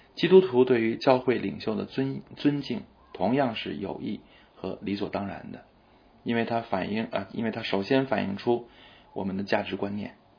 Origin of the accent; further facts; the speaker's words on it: China; 我们中国人深受为尊者讳和家丑不可外扬这些传统文化的影响